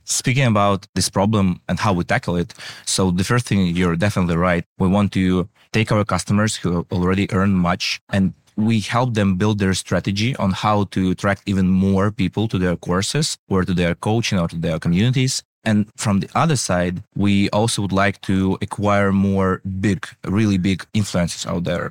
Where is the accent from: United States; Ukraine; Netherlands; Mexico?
Ukraine; we are from Ukraine